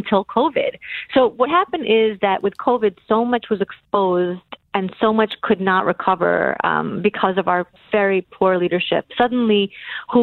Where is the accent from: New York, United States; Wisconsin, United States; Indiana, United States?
New York, United States; New York City; moved away; also born or lived in Soviet Union / Washington, D.C. / Atlanta / Colorado; I was born in the Soviet Union, and I moved to Brooklyn when I was a little under 2 years old.